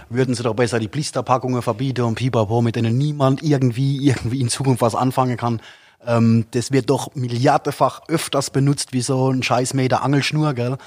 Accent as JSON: {"language": "German", "country": "Italy", "moved": "yes", "lives_now": "Germany", "said": "bei uns in Italien"}